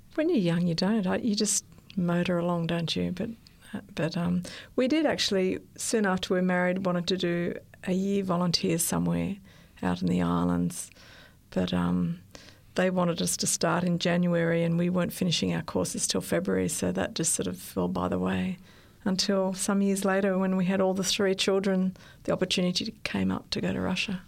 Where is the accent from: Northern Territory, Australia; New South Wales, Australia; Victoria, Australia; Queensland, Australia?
New South Wales, Australia; Sydney; I was born in Australia, in Sydney. I went to an Adventist school, primary school, and then I went to Strathfield High School